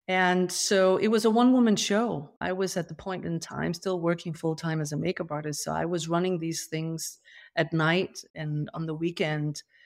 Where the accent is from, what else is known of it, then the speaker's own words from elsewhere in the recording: Denmark; moved away; I grew up, you know, on a farm in rural Denmark